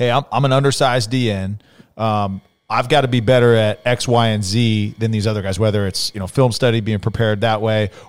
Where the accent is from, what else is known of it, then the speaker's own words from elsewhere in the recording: Fresno, California, United States; also born or lived in Vacaville, California; I'm from Fresno. I lived in Vacaville